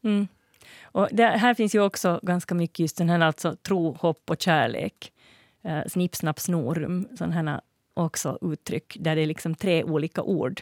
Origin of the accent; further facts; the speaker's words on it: Finland; jag är finlandssvensk